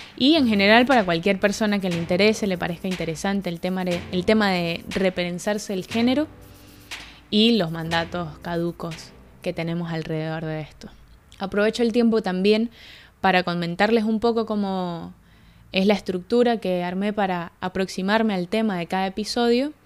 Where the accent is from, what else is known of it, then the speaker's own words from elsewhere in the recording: Mérida, Venezuela; moved away as an adult; now in Buenos Aires, Argentina; Yo soy de Mérida, Venezuela, nací hace veintiséis años y tengo cinco años viviendo en Argentina.